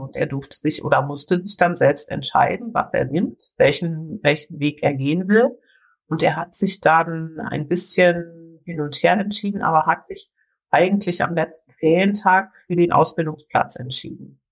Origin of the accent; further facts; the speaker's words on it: Brandenburg, Germany; bei uns in Brandenburg